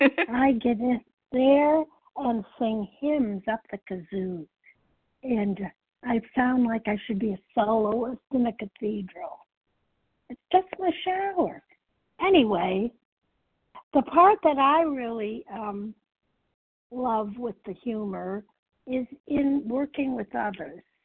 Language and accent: English; Chicago, Illinois, United States; I'm from the Chicago area